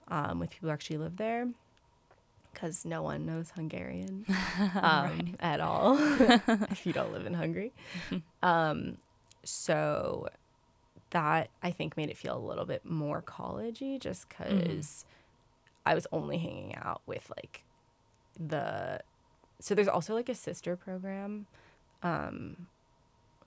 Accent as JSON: {"language": "English", "region": "New York", "country": "United States", "said": "I'm from New York, so I'm from a city"}